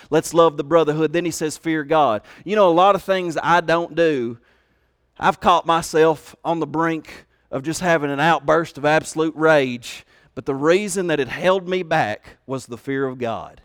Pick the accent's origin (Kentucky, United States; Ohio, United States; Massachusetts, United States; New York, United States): Kentucky, United States; They made fun of my accent. They made fun of the fact that I was from Kentucky